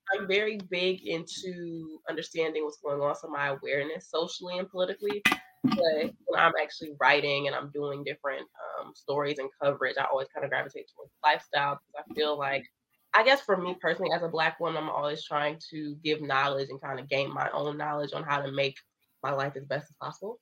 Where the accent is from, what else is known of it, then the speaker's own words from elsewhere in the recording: Indiana, United States; also born or lived in Michigan; growing up in Indiana, which I wasn't born in Indiana, I was born in Michigan